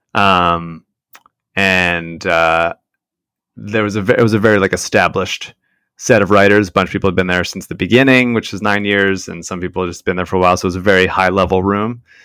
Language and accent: English; Philadelphia, Pennsylvania, United States; we are from Philadelphia